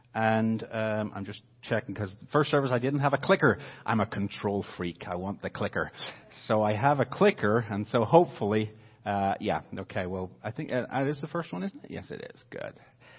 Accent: Northern Ireland, United Kingdom; accent: Northern Irish; So if you hear the Northern Irish accent coming through, praise God.

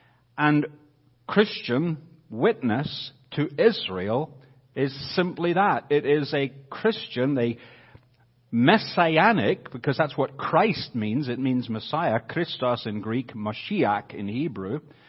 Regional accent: Northern Ireland, United Kingdom; accent: Northern Irish; So if you hear the Northern Irish accent coming through, praise God.

